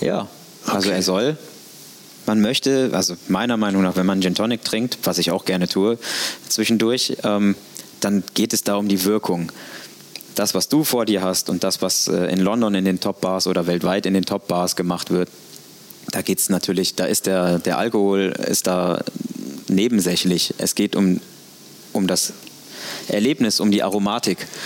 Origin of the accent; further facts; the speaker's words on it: Cologne, North Rhine-Westphalia, Germany; now in Hamburg, Germany; ich bin Kölner